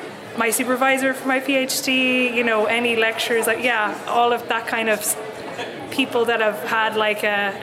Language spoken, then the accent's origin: English; County Mayo, Connacht, Ireland; now in Cork, Ireland; I'm from County Mayo, but I live in Cork. I'm doing a PhD in film studies in UCC.